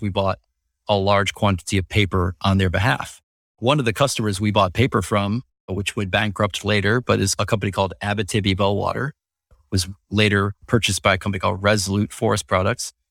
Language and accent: English; Wisconsin, United States; moved away; also born or lived in Indiana; I grew up in Wisconsin